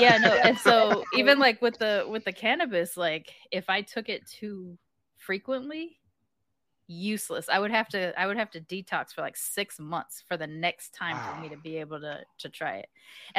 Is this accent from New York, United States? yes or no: no; California, United States; also born or lived in Texas; Plus, I grew up in California and Texas, right? Like, and I'm living here now.